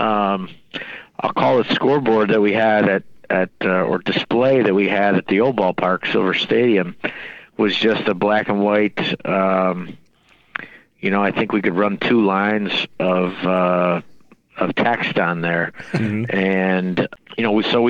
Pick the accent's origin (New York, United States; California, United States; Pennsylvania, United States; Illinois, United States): New York, United States; Rochester; work for my hometown team